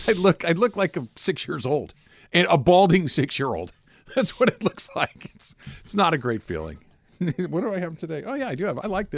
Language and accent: English; California, United States; as a Californian